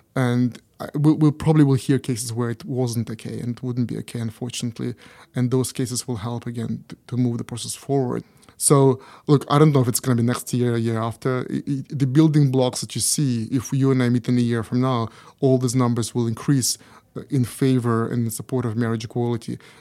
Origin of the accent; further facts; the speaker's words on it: Canada; now in Japan; in Canada, uh, which is my home country